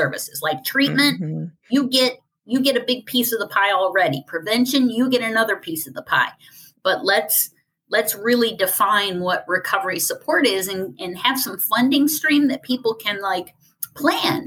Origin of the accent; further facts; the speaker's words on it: Ohio, United States; my home state, which is Ohio